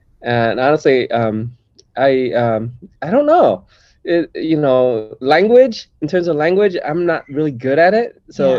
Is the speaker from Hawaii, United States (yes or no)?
no; Detroit, Michigan, United States; moved away; growing up in Detroit, Michigan, or outside Detroit, Michigan, you know I was probably the only Vietnamese in my school, and so that was where I sort of embraced my Vietnamese American identity there.